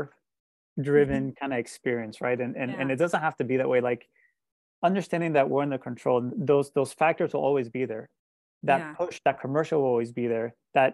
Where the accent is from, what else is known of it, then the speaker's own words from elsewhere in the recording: Colombia; moved away; I also grew up in a very shame and guilt driven environment, growing up in Colombia